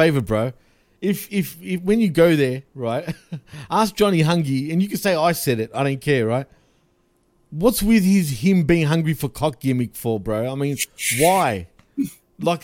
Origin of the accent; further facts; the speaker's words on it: Australia; accent: Aussie; I don't even have an exaggerated Aussie accent